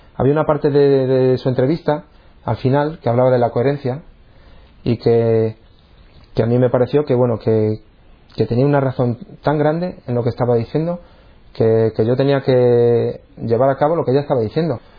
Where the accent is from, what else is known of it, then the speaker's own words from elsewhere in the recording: San Sebastián de los Reyes, Community of Madrid, Spain; moved away as an adult; now in Cantabria, Spain; Y yo nací en Madrid. Yo un pueblo que se llama San Sebastián de los Reyes, es donde he vivido prácticamente hasta que me vine a vivir aquí a Cantabria. Y vamos, hasta los 26 años yo viví en Madrid.